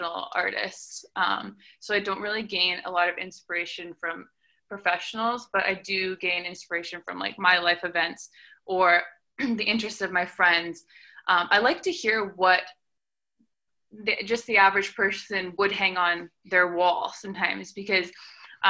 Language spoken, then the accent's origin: English; Langley, British Columbia, Canada; moved away as an adult; also born or lived in Vancouver, British Columbia; I came from Vancouver, BC, or Langley, BC